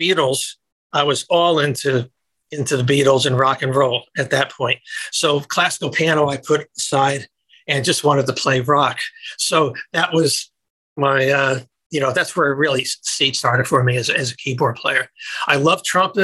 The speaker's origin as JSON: {"language": "English", "town": "Greenwich", "region": "Connecticut", "country": "United States", "tie": "born or raised there", "also_born_or_lived": "New York", "moved": "as an adult", "lives_now": "Los Angeles, United States", "said": "I grew up in Connecticut and then lived my old professional life in New York"}